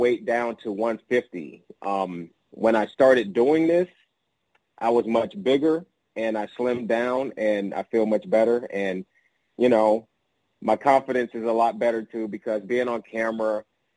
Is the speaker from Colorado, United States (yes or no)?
no; Chicago, Illinois, United States; I grew up on the south side of Chicago, in a neighborhood known as High Park